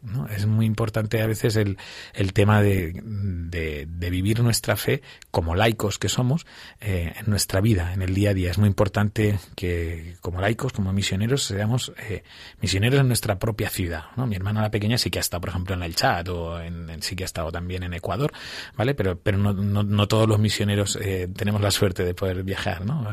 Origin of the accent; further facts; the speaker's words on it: Villarrobledo, Castilla-La Mancha, Spain; accent: manchego; moved away as an adult; now in Pinto, Spain; soy de un pueblo de Albacete, de Villarroledo, así que soy muy manchego